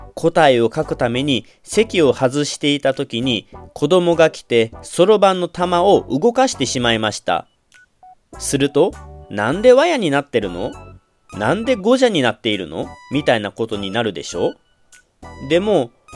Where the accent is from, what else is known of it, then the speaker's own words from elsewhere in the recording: Kagawa, Japan; 生まれも育ちも香川県